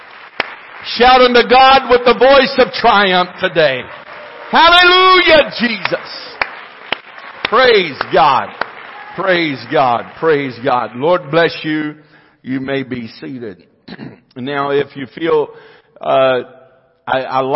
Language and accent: English; United States; I am an American